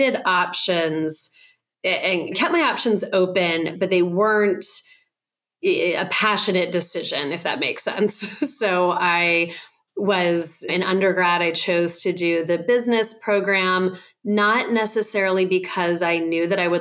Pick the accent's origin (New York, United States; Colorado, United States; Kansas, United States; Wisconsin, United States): Colorado, United States; I grew up in Colorado